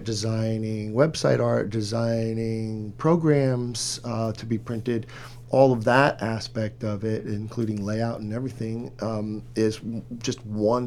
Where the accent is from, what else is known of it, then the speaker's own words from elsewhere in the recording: Riverside, California, United States; I'm from the Inland Empire here in Southern California originally. I'm from Riverside